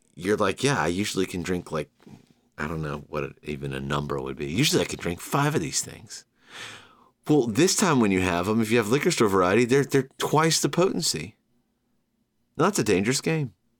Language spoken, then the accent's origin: English; Georgia, United States; born or raised there